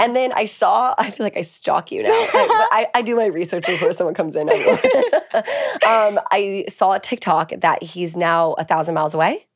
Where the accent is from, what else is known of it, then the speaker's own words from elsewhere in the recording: East Coast, United States; I'm from the East Coast